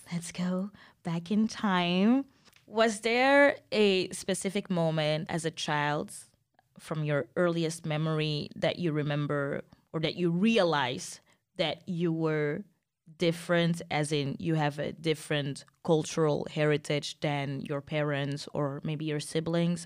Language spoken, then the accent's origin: English; Antwerp, Flanders, Belgium; I've seen a lot growing up in Antwerp.